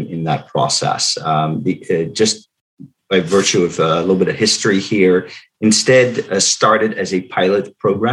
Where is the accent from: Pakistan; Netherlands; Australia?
Netherlands; English is a second language; moved away as an adult; now in Cumberland, United States; I'm not from the United States. I was born in the Netherlands, but I moved here almost 20 years ago